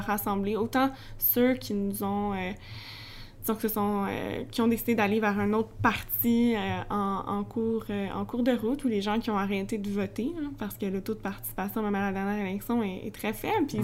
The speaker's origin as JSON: {"language": "French", "town": "Sainte-Julie", "region": "Quebec", "country": "Canada", "tie": "born or raised there", "also_born_or_lived": "Longueuil", "said": "je suis pas originaire de Longueuil, moi je suis originaire de Sainte-Julie"}